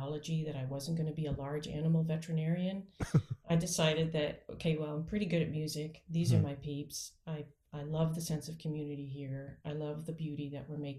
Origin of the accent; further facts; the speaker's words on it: Peterborough, Ontario, Canada; now in Georgia, United States; I am Canadian, which is, I assume, partly why you asked me to be here on this Canadian band podcast, which is great. So I'm from Peterborough, Ontario